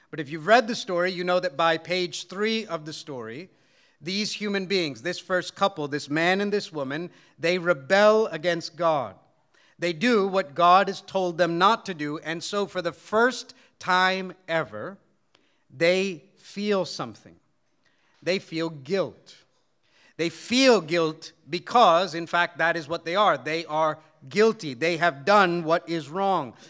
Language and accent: English; United States; though I was born and raised in America, my parents come from India